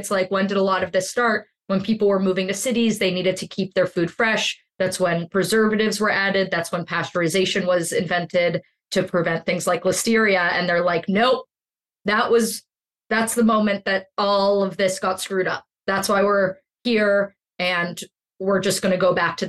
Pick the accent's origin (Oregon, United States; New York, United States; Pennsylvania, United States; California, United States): Pennsylvania, United States; Pittsburgh; I'm from Pittsburgh. I'm a Heinz girl.